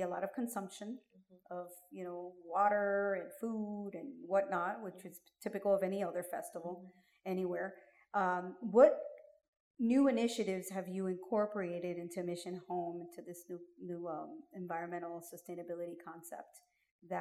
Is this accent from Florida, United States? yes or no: yes; Miami, Florida, United States; I'm born and raised in Miami